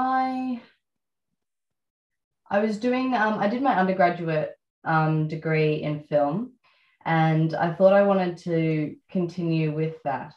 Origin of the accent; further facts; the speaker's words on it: Melbourne, Victoria, Australia; Growing up in Melbourne. So I grew up in South Yarra